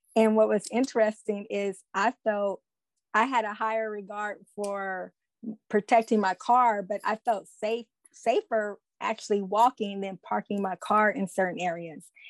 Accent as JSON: {"language": "English", "town": "Oakland", "region": "California", "country": "United States", "said": "I am from Oakland, California"}